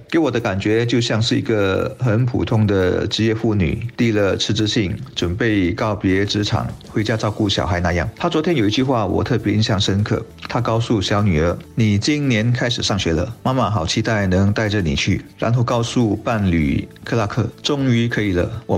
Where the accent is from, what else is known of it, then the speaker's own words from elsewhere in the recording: Singapore; 我们新加坡人对他的认识更多是通过旅游